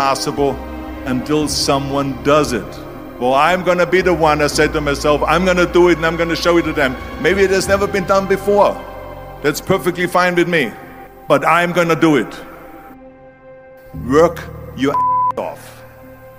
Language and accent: English; Austria; born or raised there; moved away